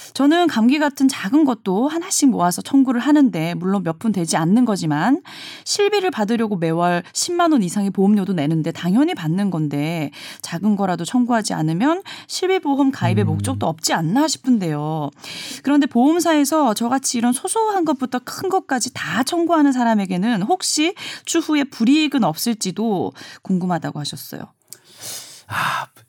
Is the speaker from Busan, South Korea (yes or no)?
yes; Busan, South Korea; 부산 출신이어서 말할 때 약간의 저는 알긴 알아요. 예, 네. 약간 사투리가 아직도 좀 섞여 있는 부분이 있기 때문에